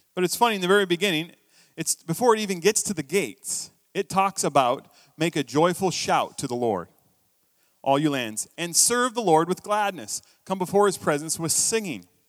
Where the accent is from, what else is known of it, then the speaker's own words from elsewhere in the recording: United States; now in Canada; I'm American